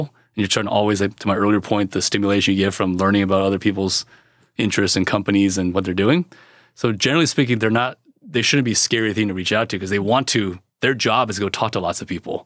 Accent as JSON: {"language": "English", "region": "California", "country": "United States", "tie": "born or raised there", "said": "I was born in California"}